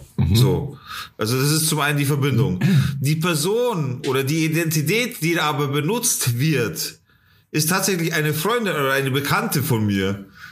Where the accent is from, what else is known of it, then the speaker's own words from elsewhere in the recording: Germany; also born or lived in Munich; bei uns in Deutschland